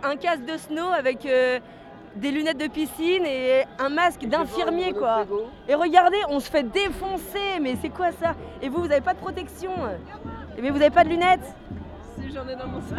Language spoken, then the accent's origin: French; Brittany, France; je suis bretonne. On est venu en bus, on est venu à 130 carrément de, de Lorient